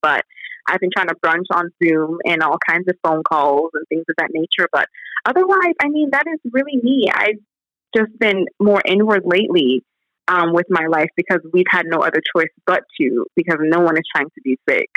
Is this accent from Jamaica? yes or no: yes; Jamaica; also born or lived in United States; now in Indianapolis, United States; I was born in Jamaica many moons ago, and I migrated to the United States of America in 1998.